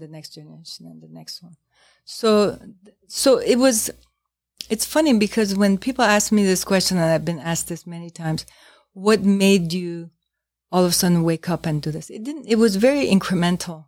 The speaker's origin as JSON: {"language": "English", "town": "New York City", "region": "New York", "country": "United States", "moved": "as an adult", "said": "as a New Yorker"}